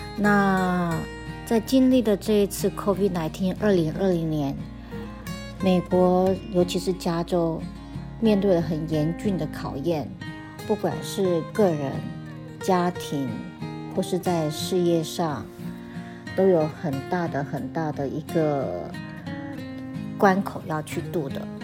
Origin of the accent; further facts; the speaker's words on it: Taiwan; moved away as an adult; now in United States; 我是在台湾长大，到了三十几岁，因为因缘际会来到了美国